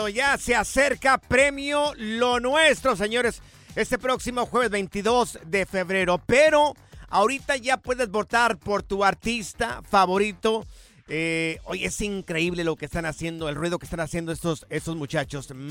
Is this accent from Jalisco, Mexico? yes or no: yes; Jalisco, Mexico; yo soy del estado de Jalisco